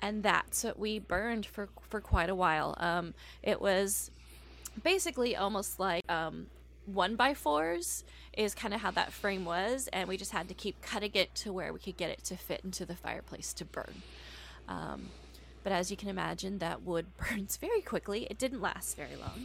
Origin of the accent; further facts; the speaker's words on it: Corpus Christi, Texas, United States; I grew up around Corpus Christi, Texas, the Gulf of Mexico